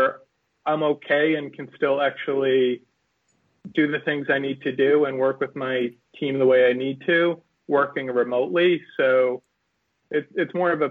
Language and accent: English; Garden City, New York, United States; live in a town we grew up in Garden City, and commute into the city